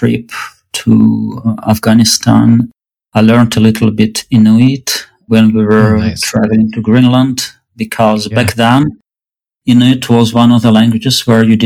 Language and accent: English; Russia; moved away as an adult; now in Berkeley, United States; I grew up in Russia. I moved to US about 6 years ago.